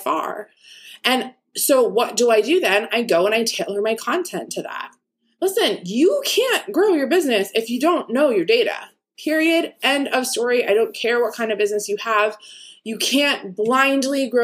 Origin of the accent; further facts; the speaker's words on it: East Coast, United States; me growing up on the East Coast